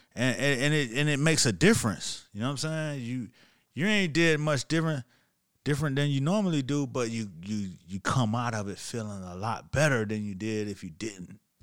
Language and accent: English; Miami, Florida, United States; I'm from Miami